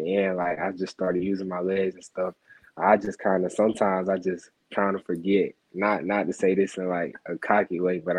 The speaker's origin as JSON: {"language": "English", "region": "Mississippi", "country": "United States", "said": "I'm from Mississippi"}